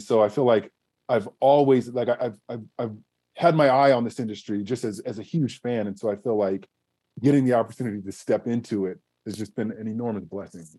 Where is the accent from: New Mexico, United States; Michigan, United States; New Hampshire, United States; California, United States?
California, United States; Southern; growing up in Southern California, watching the Lakers in the '80s